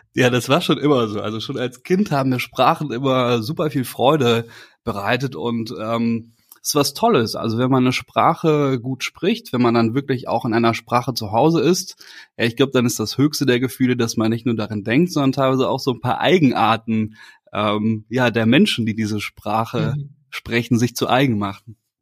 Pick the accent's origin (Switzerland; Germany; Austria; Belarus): Germany; Ich komme ja aus der Eifel ähm, und äh, aus, der, aus der Nordeifel